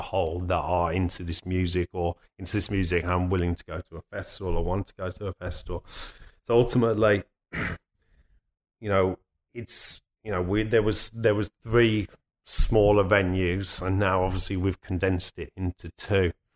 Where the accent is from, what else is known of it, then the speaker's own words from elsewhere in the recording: Birmingham, West Midlands, United Kingdom; moved away; I'm from Birmingham